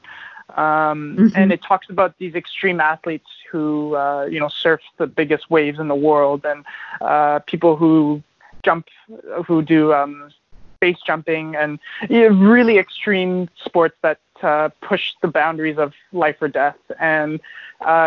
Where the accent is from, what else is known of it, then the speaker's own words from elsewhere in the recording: Toronto, Ontario, Canada; moved away as an adult; also born or lived in Ottawa; now in Vancouver, Canada; I'm originally obviously from Ontario. I'm born in Ottawa and grew up in Toronto